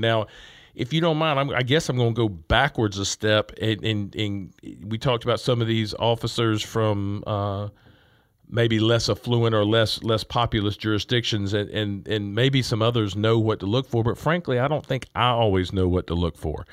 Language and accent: English; Augusta, Georgia, United States; I'm from Augusta, and so we have Richmond County